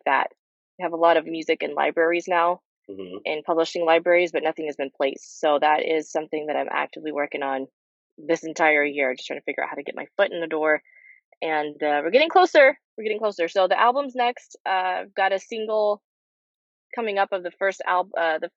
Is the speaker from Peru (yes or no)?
yes; Peru; also born or lived in Nashville, Tennessee; now in Los Angeles, United States; I'm from Peru originally.